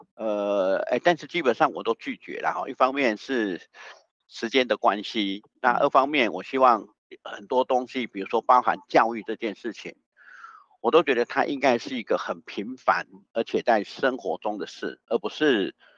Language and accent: Chinese; Taiwan; 是我们台湾人真的是智商有问题吗？